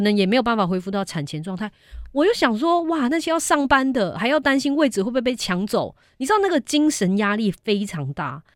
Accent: Malaysia; now in Taiwan; 我本人是马来西亚出生

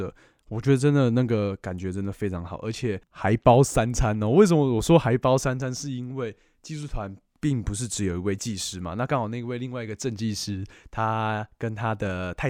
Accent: Taiwan; 我是来自台湾

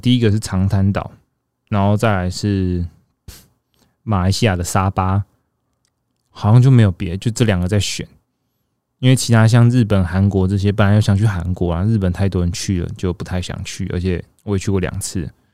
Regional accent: Taichung, Taiwan; now in northern Taiwan; 身为一个住在北部的人， 我自己是台中人，只是我常年都住在北部

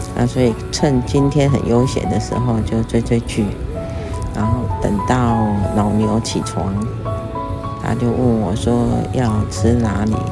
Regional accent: Taiwan; 我们台湾人呢，跟外国人的不一样

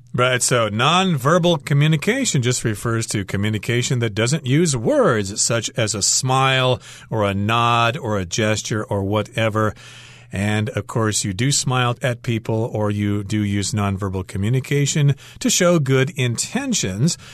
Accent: United States; as an American

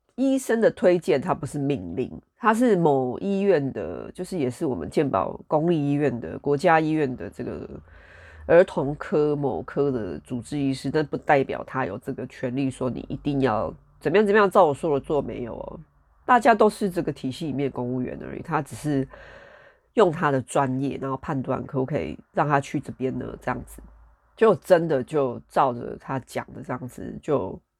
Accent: Taiwan; now in United Kingdom; 我们台湾人

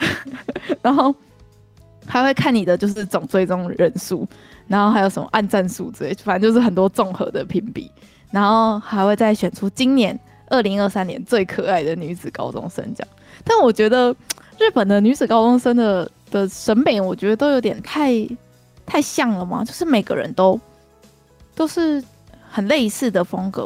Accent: Taiwan; 我们台湾人也在过这种日子

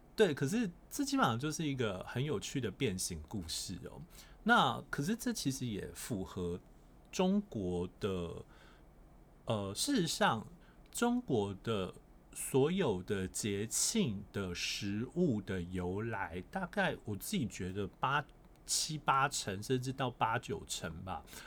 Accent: Kaohsiung, Taiwan; 虽然我是高雄人

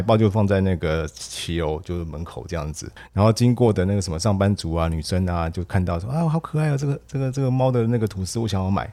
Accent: Taiwan; 然后我们台湾基本上在这一部分非常的薄弱

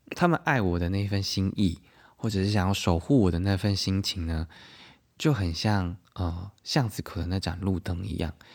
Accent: southern Taiwan, Taiwan; 我因为小时候是在南部长大嘛

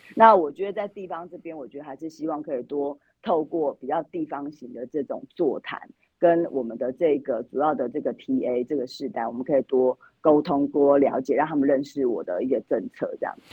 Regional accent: Yilan County, Taiwan; 我们宜兰这边

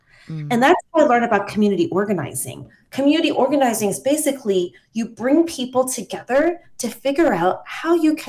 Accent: Taiwan; my friends growing up in Taiwan and my friends that have grown up abroad

